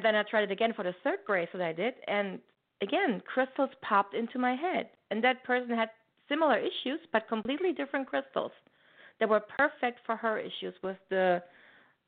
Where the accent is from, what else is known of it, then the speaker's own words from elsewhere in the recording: Germany; moved away as an adult; now in Canada; I'm originally from Germany